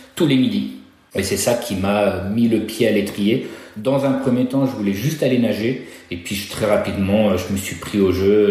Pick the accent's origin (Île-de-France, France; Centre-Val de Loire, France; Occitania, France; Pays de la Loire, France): Pays de la Loire, France; Nantes; moved away as an adult; je suis revenu dans ma région natale, donc à Nantes